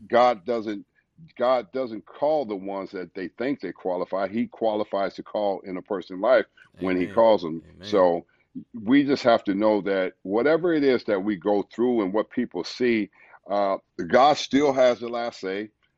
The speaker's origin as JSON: {"language": "English", "town": "Los Angeles", "region": "California", "country": "United States", "tie": "born or raised there", "moved": "as an adult", "lives_now": "St. Louis, United States", "said": "growing up in South Central LA in the ghetto and the hood"}